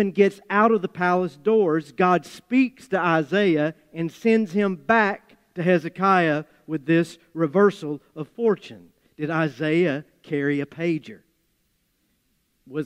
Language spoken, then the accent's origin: English; Appalachia, United States; accent: Appalachian; my Appalachian accent